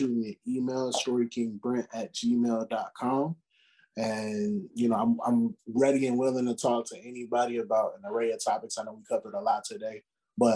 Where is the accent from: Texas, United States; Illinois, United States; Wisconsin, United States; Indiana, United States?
Illinois, United States; Chicago; growing up in Chicago